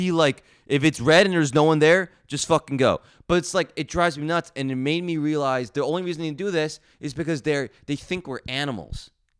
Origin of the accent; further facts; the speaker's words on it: New Jersey, United States; I'm from New Jersey, really bad road rage.